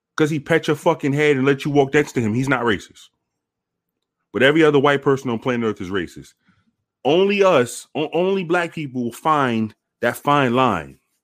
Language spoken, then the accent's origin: English; New York City, New York, United States; I was raised around multiple races. I'm from, I'm from the Bronx.